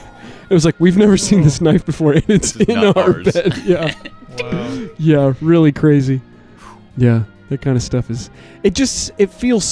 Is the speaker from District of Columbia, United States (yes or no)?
no; northern Indiana, United States; now in Bloomington, United States; I grew up north as well, where it's like super flat and you can see for 100 miles